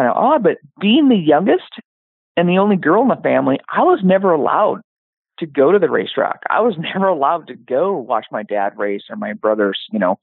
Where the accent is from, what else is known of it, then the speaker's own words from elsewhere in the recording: Yakima, Washington, United States; moved away as an adult; also born or lived in Tacoma, Washington / California; now in Portland, United States; I was born and raised in Yakima, Washington